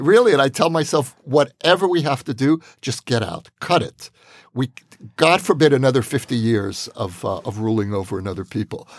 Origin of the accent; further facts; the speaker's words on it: Israel; as an Israeli